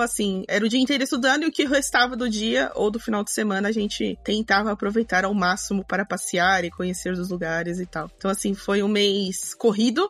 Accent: São Paulo, Brazil; also born or lived in Cuiabá, Mato Grosso; now in Ferraz de Vasconcelos, Brazil; Vim para São Paulo muito pequenininha

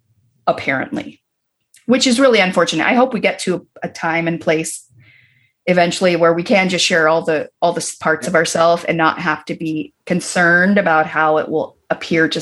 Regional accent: Berkeley, California, United States; moved away as an adult; also born or lived in Los Angeles; I was born in Berkeley and I grew up in the very liberal San Francisco Bay Area

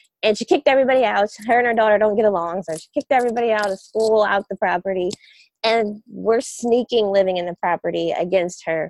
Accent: Pittsburgh, Pennsylvania, United States; moved away; also born or lived in Ohio; I grew up in Pittsburgh

